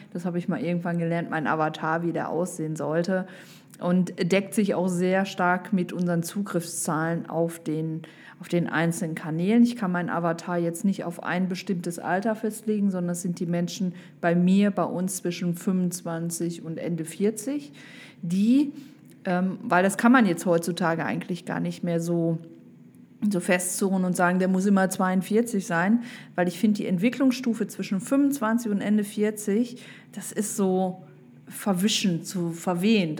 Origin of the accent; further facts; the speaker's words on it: Düsseldorf, North Rhine-Westphalia, Germany; ich komme aus Düsseldorf